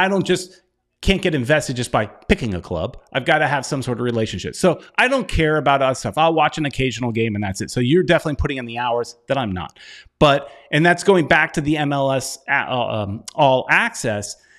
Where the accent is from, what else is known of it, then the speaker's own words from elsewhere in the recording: United States; I'm American